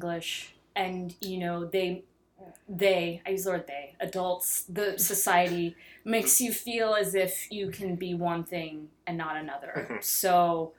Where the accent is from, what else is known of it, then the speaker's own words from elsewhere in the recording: Texarkana, Texas, United States; growing up in Texarkana, Texas